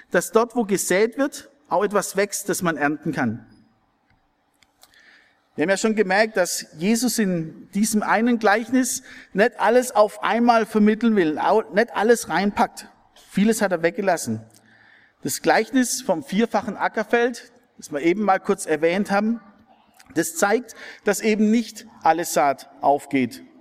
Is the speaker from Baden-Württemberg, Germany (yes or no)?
yes; Wilferdingen, Baden-Württemberg, Germany; Ich habe über viele Jahre Jungschar gemacht in meinem Heimatdorf in Wilferdingen.